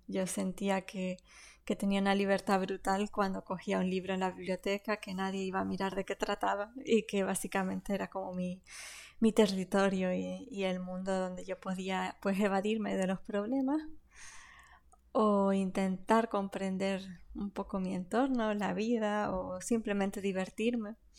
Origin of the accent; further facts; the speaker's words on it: Canary Islands, Spain; accent: Canarian; mi propio acento y mi forma de hablar, ya que, que venimos de aquí, de Canarias.